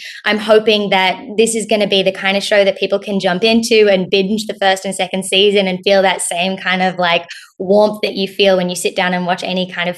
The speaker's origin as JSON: {"language": "English", "country": "Australia", "also_born_or_lived": "United States", "said": "I'll answer the second question first, which is that I'm Australian."}